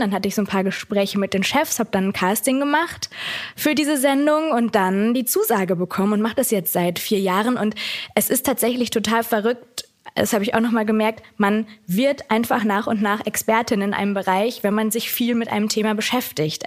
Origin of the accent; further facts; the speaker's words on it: Germany; Ich habe immer hier gelebt. Ich habe alles in der Phase, in der sich alles so rausbildet, innerlich habe ich alles hier in Deutschland erlebt